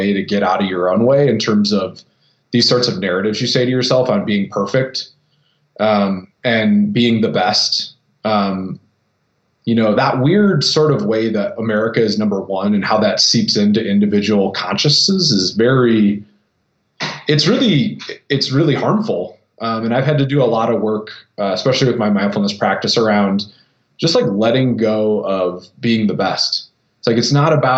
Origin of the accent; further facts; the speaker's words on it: Toledo, Ohio, United States; growing up in Toledo, Ohio